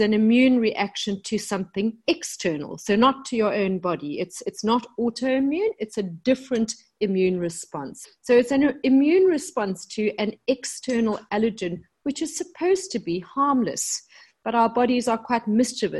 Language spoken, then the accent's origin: English; South Africa; moved away as an adult; also born or lived in London, United Kingdom; I came back to South Africa, my home country, about 10 years ago